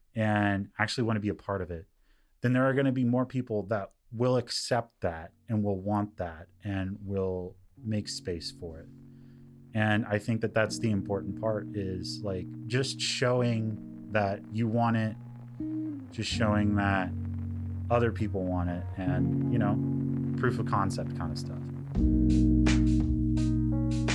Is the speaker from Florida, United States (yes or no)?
no; Lancaster, California, United States; also born or lived in Palmdale; I come from Lancaster and Palmdale.